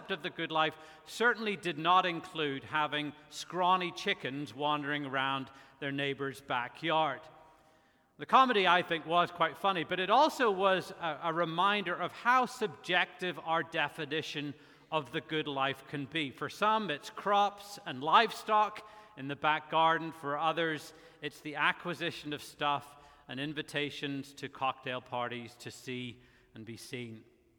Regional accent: Belfast, Northern Ireland, United Kingdom; As you may be able to tell, I'm not originally from here. I grew up in Belfast, Northern Ireland, pastored in Ireland for quite a while. To my chagrin, I've lost quite a bit of my accent

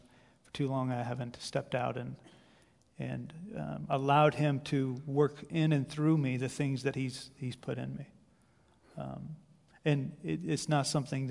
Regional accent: Nappanee, Indiana, United States; also born or lived in Ohio; So I grew up in Napanee, about a half hour from here. Amish town, Amish country.

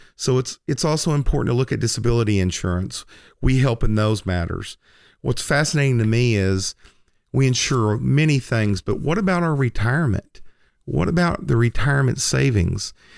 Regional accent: Lindsay, Oklahoma, United States; when I was a teenager, um, lit, growing up on Francis Street in Lindsay, Oklahoma

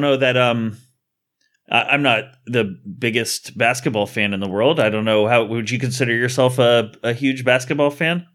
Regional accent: United States; I'm American.

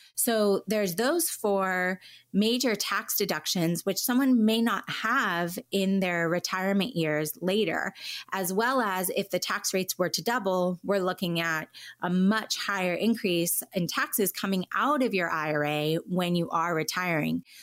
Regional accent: Southern California, United States; also born or lived in Washington, D.C.; I was born on the East Coast in D C, but moved to Southern California as a real young child and then have lived here most of my life

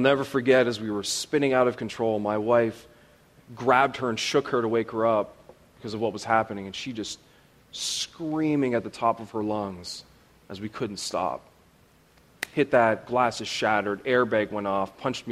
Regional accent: Canada; I am Canadian

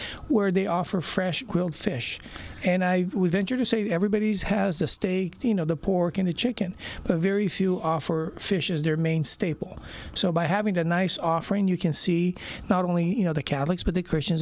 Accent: Brazil; now in Orange County, United States; I basically was born and raised in Brazil, and we moved here in the mid-70s and been here since

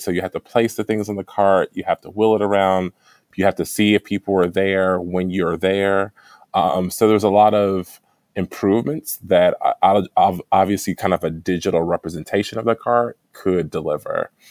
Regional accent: Dayton, Ohio, United States; moved away as an adult; also born or lived in Bloomington, Indiana / Evanston, Illinois; I'm from Ohio, Dayton, Ohio

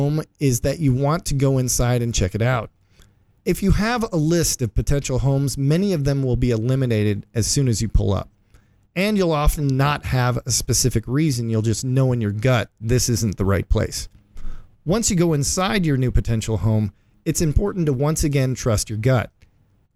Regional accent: Midwest, United States; I'm also from the Midwest. We had a basement with green shag carpet.

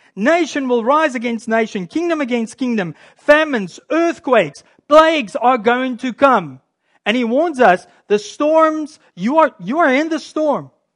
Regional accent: South Africa; now in Canada; I'm a Canadian, by the way. I do come from South Africa, but I, I'm a Canadian now.

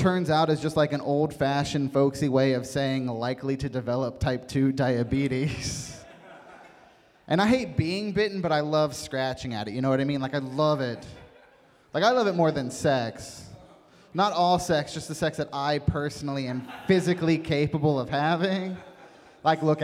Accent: West Virginia, United States; moved away; I come from West Virginia originally

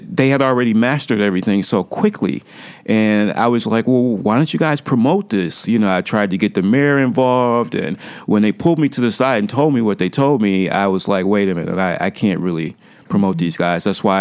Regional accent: Cleveland, Ohio, United States; now in Chicago, United States; my hometown, Cleveland. It's on the lake. We're on Lake Erie in Cleveland

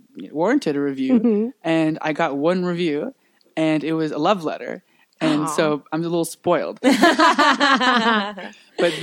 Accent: Paris, Texas, United States; I'm from Paris, Texas

